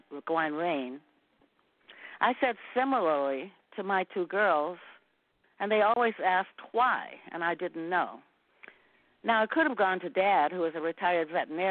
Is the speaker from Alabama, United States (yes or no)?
yes; Tuskegee, Alabama, United States; moved away as an adult; now in Hawaii, United States; I was born and raised in Tuskegee.